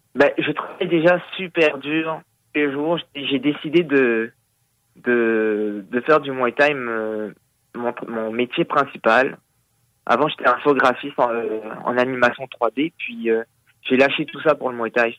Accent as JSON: {"language": "French", "country": "Réunion", "tie": "born or raised there", "moved": "yes", "lives_now": "Quebec, Canada", "said": "je suis originaire de l'île de la Réunion"}